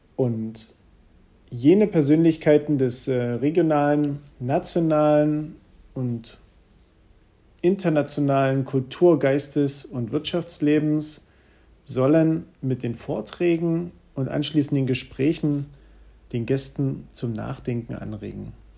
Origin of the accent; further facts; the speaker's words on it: Bautzen, Saxony, Germany; komme aus der wunderschönen Stadt Bautzen-Budeschin und lebe hier seit vielen, vielen Jahren